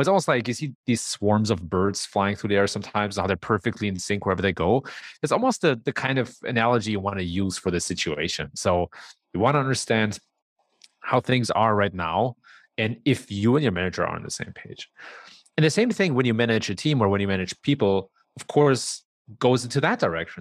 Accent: Germany; moved away as an adult; also born or lived in San Francisco Bay Area, United States; now in Chicago, United States; I was actually born and raised in Germany

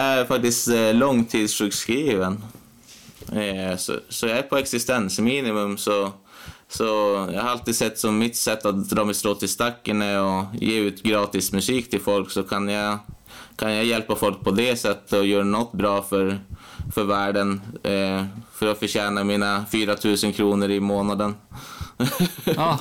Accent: Piteå, Norrbotten County, Sweden; also born or lived in Umeå; Jag är född här i Piteå och bott här hela mitt liv.

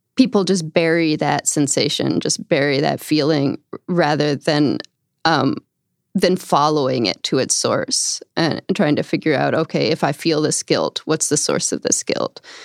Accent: upstate New York outside of Albany, United States; I grew up in upstate New York outside of Albany

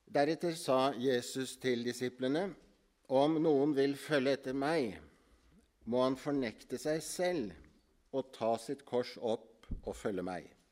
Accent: Ytre Enebakk, Akershus, Norway; Jeg er fra Ytre Enebakk. Jeg har vokst opp på Misjonshuset i Ytre Enebakk

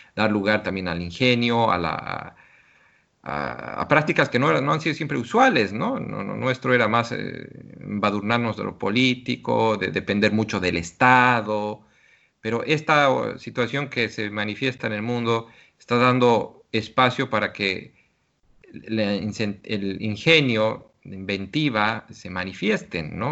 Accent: Bolivia; now in China

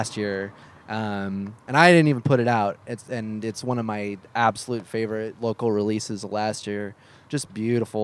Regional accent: Beaverton, Oregon, United States; I grew up in Beaverton

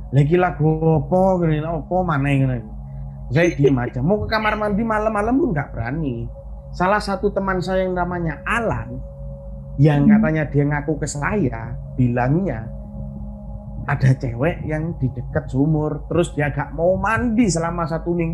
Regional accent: Surabaya, East Java, Indonesia; saya juga tidak tahu pertama kali kan ke Jogja apalagi saya orang Surabaya tidak tahu bagaimana uh, orang sana gimana

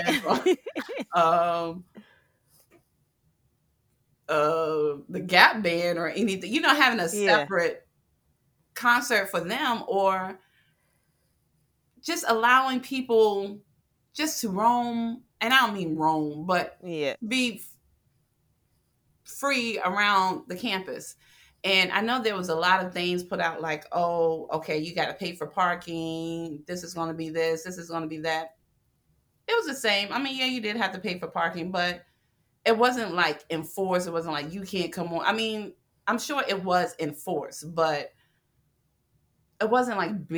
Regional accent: Norfolk, Virginia, United States; because I was born there, I'm from Norfolk.

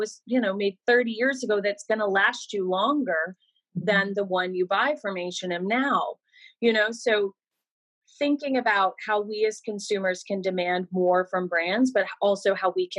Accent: Georgia, United States; also born or lived in New York; now in Los Angeles, United States; I live in Los Angeles. I consider myself a New Yorker because I lived there for 10 years, but I'm from Georgia

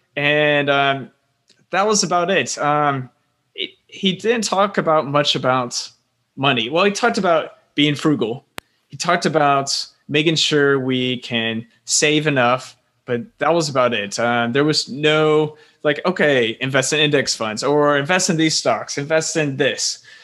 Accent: Florida, United States; moved away as an adult; also born or lived in South Carolina; now in Taipei, Taiwan; I'm originally from Florida. Uh, my parents are, they're Northerners that moved down to Florida because it's quite warm. And, um, just growing up in Florida

